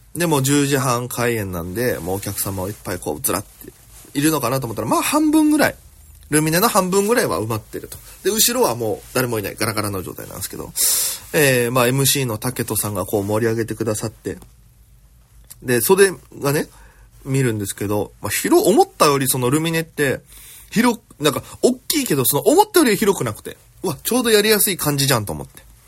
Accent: Okinawa, Japan; moved away as an adult; now in Tokyo, Japan; 私県出身で現在東京でフリーなピン芸人として活動しております

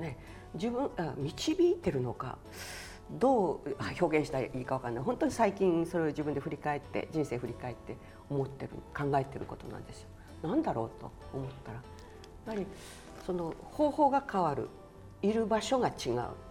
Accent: Izena, Okinawa, Japan; also born or lived in Naha; 伊是名で生まれて

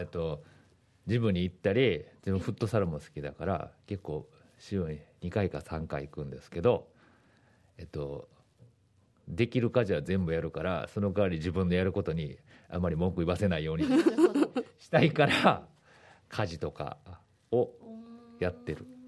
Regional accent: Osaka, Japan; moved away as an adult; now in Okinawa, Japan; 出身は大阪なんですけれども

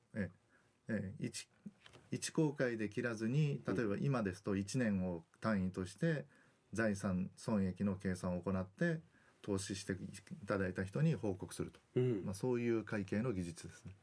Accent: Kitakyushu, Fukuoka, Japan; moved away as an adult; also born or lived in Osaka; now in Okinawa, Japan; 私は福岡県の北九州市の出身でで高校までは北九州におりました

